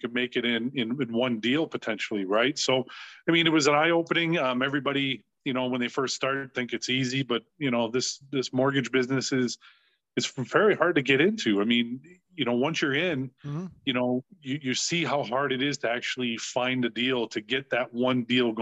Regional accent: Brantford, Ontario, Canada; moved away as an adult; now in Burlington, Canada; born and raised in Brantford, but I live in Burlington.

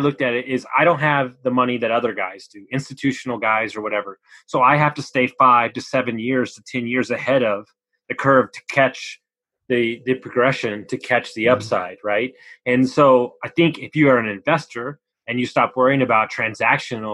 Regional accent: Houston, Texas, United States; also born or lived in Austin, Texas / San Antonio, Texas; I grew up in Houston, and I know Texas very well.

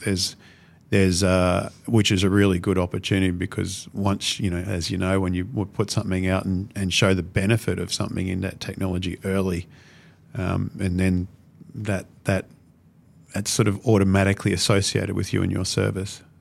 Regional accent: Brisbane, Queensland, Australia; I'm a Brisbane boy

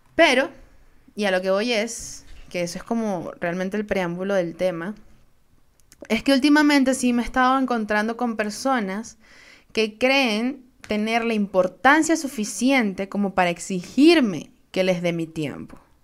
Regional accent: Venezuela; Soy una jeva de Venezuela

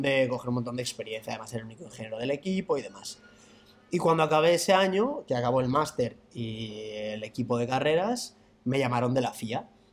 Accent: Madrid, Community of Madrid, Spain; Yo estudié aquí, yo soy de Madrid, estudié en Madrid

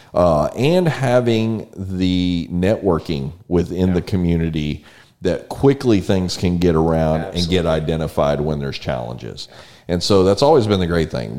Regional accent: San Antonio, Texas, United States; now in College Station, United States; I grew up in San Antonio

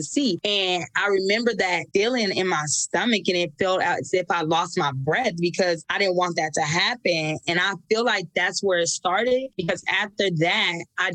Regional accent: Nebraska, United States; moved away as an adult; also born or lived in California; So I can remember being 18. I moved away from Nebraska and went to California

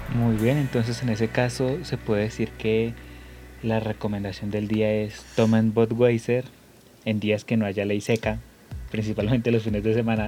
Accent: Colombia; como somos buenos colombianos

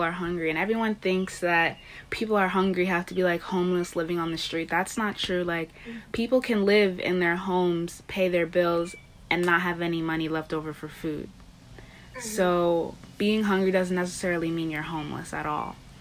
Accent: Long Island, New York, United States; I'm from Long Island, New York

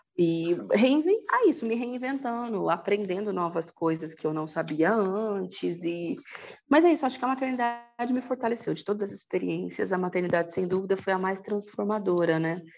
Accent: Presidente Prudente, São Paulo, Brazil; moved away as an adult; now in São Paulo, Brazil; Eu sou do interior de São Paulo, de Presidente Prudente, me mudei para São Paulo quando eu passei na USP em letras

